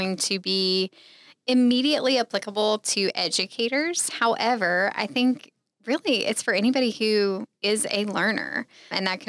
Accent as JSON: {"language": "English", "region": "North Carolina", "country": "United States", "also_born_or_lived": "China", "moved": "as an adult", "lives_now": "Tulsa, United States", "said": "I'm not from the area. I'm from North Carolina."}